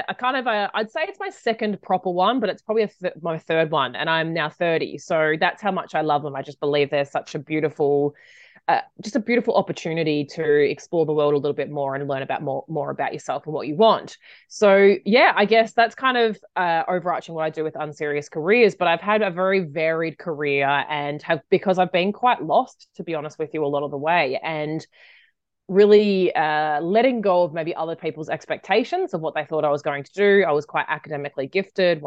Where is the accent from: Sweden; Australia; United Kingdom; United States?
Australia; when I grew up in Australia, and when I finished school, I took a gap year